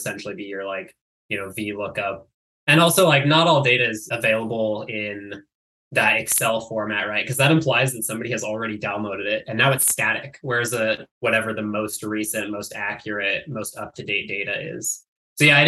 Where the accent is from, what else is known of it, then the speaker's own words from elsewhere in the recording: California, United States; I grew up in Tahoe